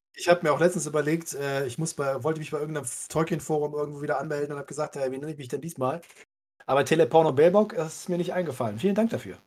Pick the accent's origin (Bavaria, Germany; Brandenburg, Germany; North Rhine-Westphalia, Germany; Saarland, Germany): North Rhine-Westphalia, Germany; Cologne; ich bin ja gebürtiger Kölner